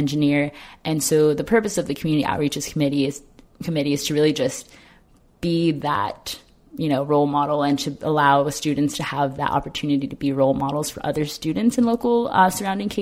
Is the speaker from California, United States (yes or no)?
yes; Ontario, California, United States; I'm originally from Ontario, California